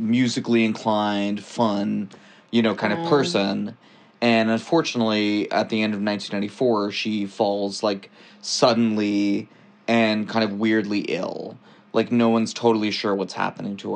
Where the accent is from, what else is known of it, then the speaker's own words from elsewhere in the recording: Texas, United States; I'm also from Texas